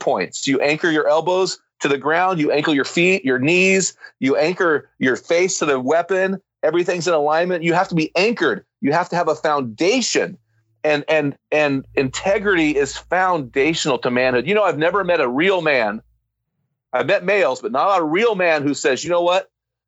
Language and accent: English; United States; I'm an American